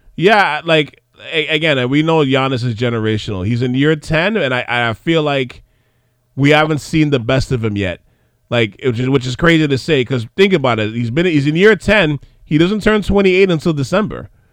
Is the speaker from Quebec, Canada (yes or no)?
yes; Montreal, Quebec, Canada; we didn't have a basketball team when we were growing up in Montreal